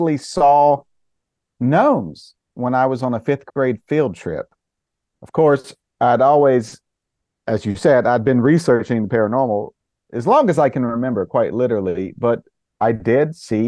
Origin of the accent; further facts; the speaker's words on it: Caldwell County, North Carolina, United States; I grew up in Caldwell County, North Carolina